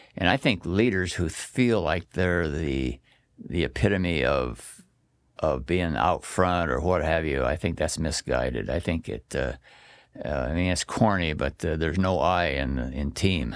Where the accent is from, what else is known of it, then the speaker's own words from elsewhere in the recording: Astoria, Oregon, United States; also born or lived in Coquille, Oregon / Roseburg, Oregon / Salem, Oregon; my parents moved to Astoria, And, uh, my grandparents lived at Seaside and, uh, lived there until about thirteen years old